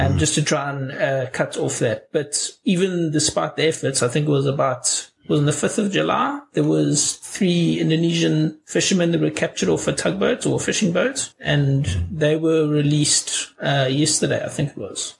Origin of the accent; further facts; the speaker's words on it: South Africa; I'm from South Africa.